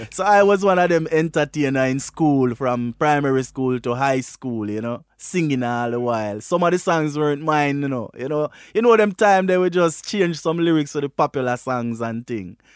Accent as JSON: {"language": "English", "region": "Westmoreland", "country": "Jamaica", "tie": "born or raised there", "said": "I am from Westmoreland in Jamaica, you know. Westmoreland is a little rural district called Bath District in Westmoreland, there where my grandfather was a cane cutter and I grew with my grandparents."}